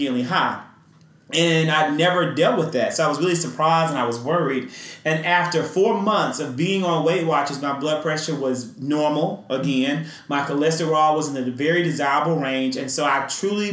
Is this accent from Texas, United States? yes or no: no; Mississippi, United States; born or raised there